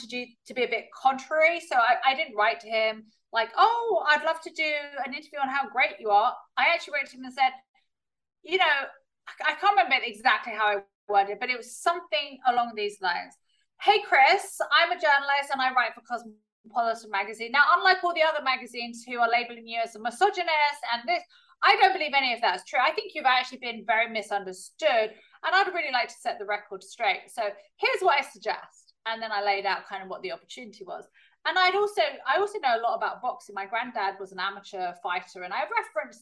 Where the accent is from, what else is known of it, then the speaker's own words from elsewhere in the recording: United Kingdom; accent: very British; also born or lived in California, United States; So even though I've got a very British accent, I was born in California